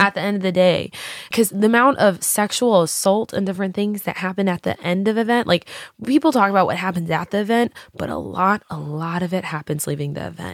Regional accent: Texas, United States; now in Los Angeles, United States; growing up in Texas

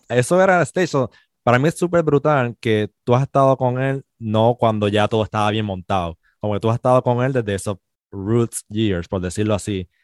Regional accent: Puerto Rico; also born or lived in Spain; somos boricua

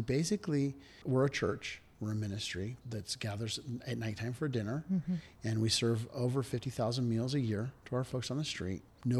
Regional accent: Redwood City, California, United States; also born or lived in Virginia; born and raised in Redwood City.

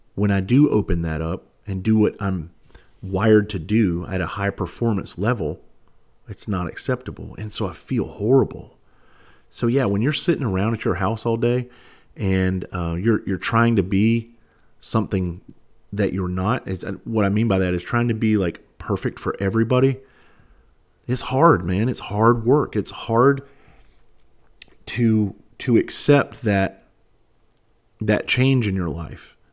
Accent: Bluffton, South Carolina, United States; moved away as an adult; also born or lived in Charleston, South Carolina; I'm actually from Bluffton, South Carolina. I graduated, I graduated Hilton Head High School in nineteen ninety-six

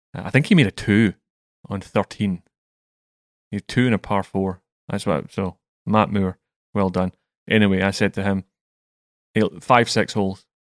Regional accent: Scotland, United Kingdom; I'm from Scotland

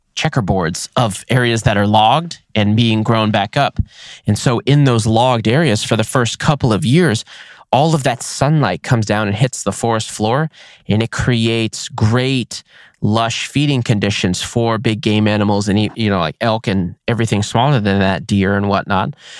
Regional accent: Nevada, United States; my home state of Nevada

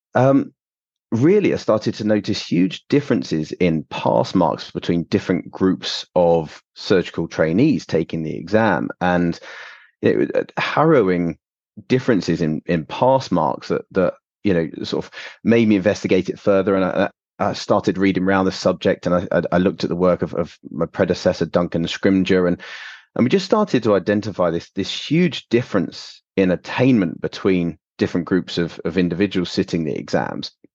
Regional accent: London, United Kingdom; moved away as an adult; also born or lived in Canada / Warwick; now in East Midlands, United Kingdom; I am originally from London.

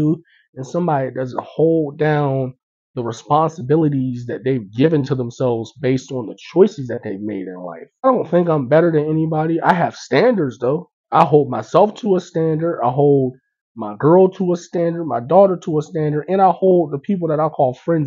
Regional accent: Pittsburgh, Pennsylvania, United States; also born or lived in Tampa, Florida; I grew up in Pittsburgh. I was born in Tampa, but I moved here when I was 6 and I left when I was 17

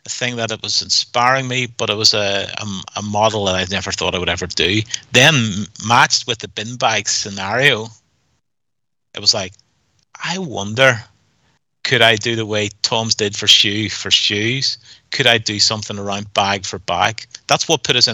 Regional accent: Northern Ireland, United Kingdom; we're from Northern Ireland

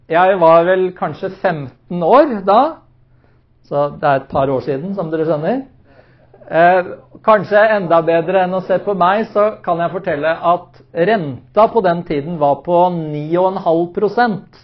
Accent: Oslo, Norway; som menighet der hvor jeg vokste opp, eh, i Maranata-tempelet i Oslo

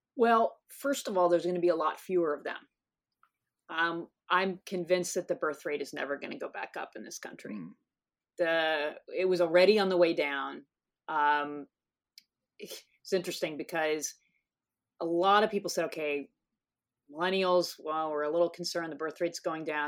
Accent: North Texas, United States; now in San Diego, United States; I grew up in North Texas

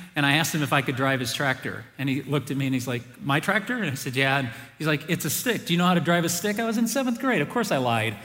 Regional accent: South Bend, Indiana, United States; we moved from the first house I grew up in South Bend, Indiana

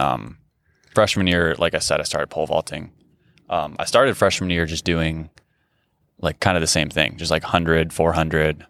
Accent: Grand Rapids, Michigan, United States; I grew up in Grand Rapids, Michigan

